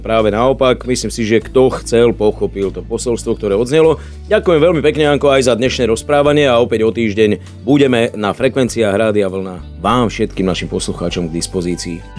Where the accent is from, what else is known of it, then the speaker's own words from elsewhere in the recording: Slovakia; My sme súťaživí Slováci